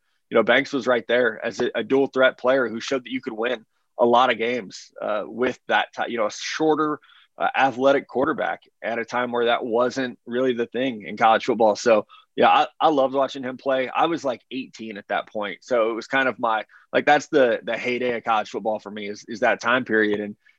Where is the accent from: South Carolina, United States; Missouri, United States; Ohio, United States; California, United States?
Missouri, United States; growing up in Southwest Missouri, we got a lot of Iowa football on TVs on Saturday here.